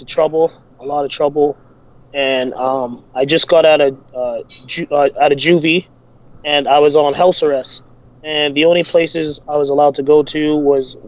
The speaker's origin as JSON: {"language": "English", "town": "Calgary", "region": "Alberta", "country": "Canada", "tie": "born or raised there", "said": "Born and raised in Calgary"}